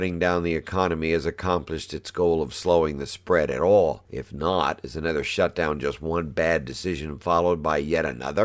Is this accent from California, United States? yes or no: yes; California, United States; my home state of California